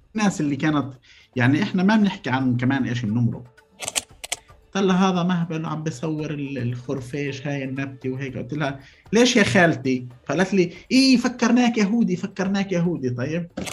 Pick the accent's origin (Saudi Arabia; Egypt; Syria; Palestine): Palestine; عندنا بفلسطين